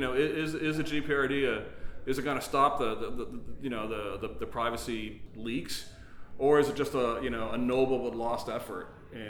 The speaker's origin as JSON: {"language": "English", "country": "United States", "said": "as an American"}